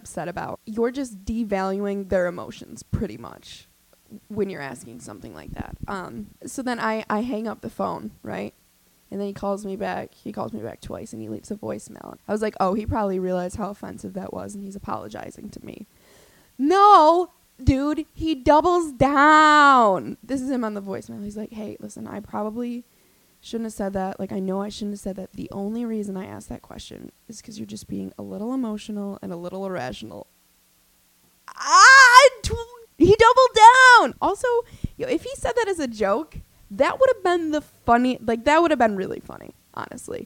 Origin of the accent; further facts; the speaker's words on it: Albany, New York, United States; I'm from Albany